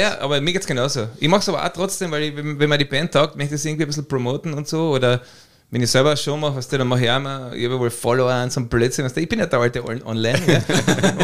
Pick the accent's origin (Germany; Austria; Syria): Austria; Carinthia; ich bin Kärntner